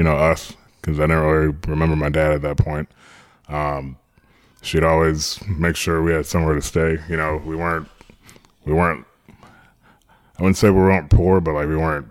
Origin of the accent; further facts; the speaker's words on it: Orlando, Florida, United States; also born or lived in Long Island, New York; I grew up in New York for a little bit till I was about 8 with my sister. And then we moved down to Orlando when I was 8